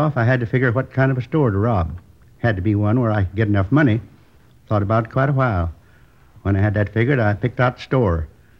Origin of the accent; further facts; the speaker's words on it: Midwest, United States; I was born in the Middle West. Tiny little town. You probably never heard of it. Isn't on most of the map. Went to school there through the 8th grade.